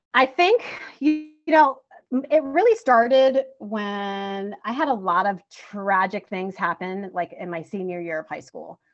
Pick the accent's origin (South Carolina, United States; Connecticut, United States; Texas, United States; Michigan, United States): Connecticut, United States; Bridgeport; lived in Bridgeport, Connecticut, till I was 16